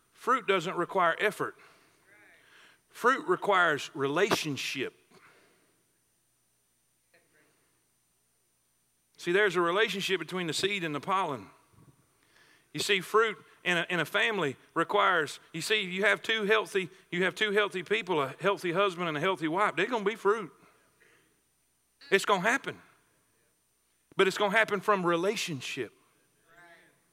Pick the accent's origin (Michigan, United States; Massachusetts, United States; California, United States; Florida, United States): Florida, United States; South; I grew up in South Florida around orange trees and grapefruit trees